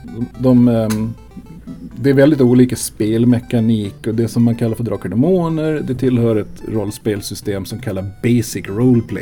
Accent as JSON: {"language": "Swedish", "region": "Gotland", "country": "Sweden", "tie": "born or raised there", "moved": "as an adult", "said": "född tidigt 70-tal. Så jag är uppvuxen där fram till jag flyttade kring 2000."}